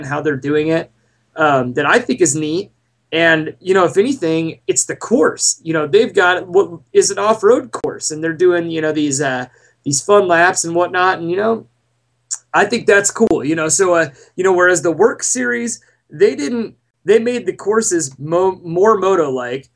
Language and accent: English; Montana, United States; also born or lived in Southern California; now in Idaho, United States; growing up in Montana and being out here in Idaho